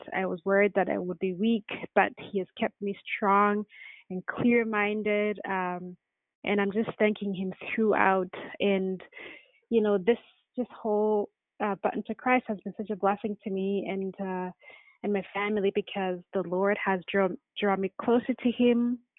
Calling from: Vancouver, British Columbia, Canada; I'm calling from Vancouver.

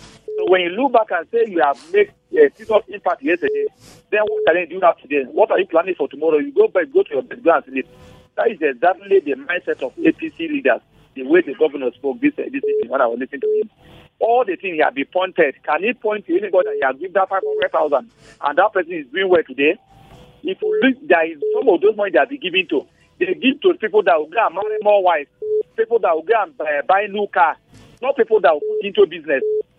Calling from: Nigeria; I'm calling from Buzabudi.

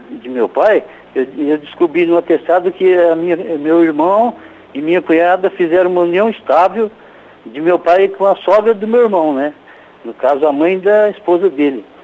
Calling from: Arapongas, Paraná, Brazil; É de Arapongas, padre.

